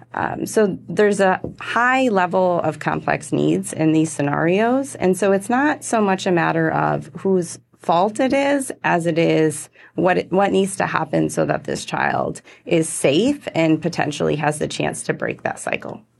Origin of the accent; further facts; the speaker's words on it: Michigan, United States; moved away; I'm originally from Michigan